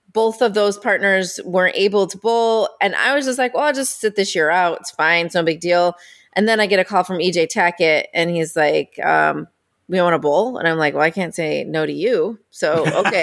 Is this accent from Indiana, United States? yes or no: yes; Indiana, United States; I grew up in Indiana.